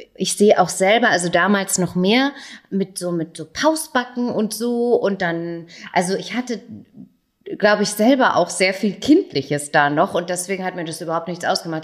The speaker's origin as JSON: {"language": "German", "town": "Großenseebach", "region": "Bavaria", "country": "Germany", "tie": "born or raised there", "also_born_or_lived": "Erlangen", "said": "in großen Seebach vorbeischauen, wo ich aufgewachsen bin."}